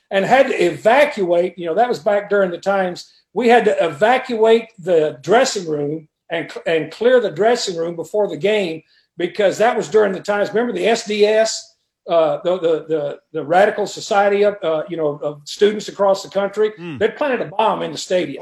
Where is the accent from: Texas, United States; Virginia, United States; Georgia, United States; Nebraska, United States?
Texas, United States; 88 miles from Lubbock; Texas Tech, you know, I would go up there a lot as a kid. That's only 88 miles from my hometown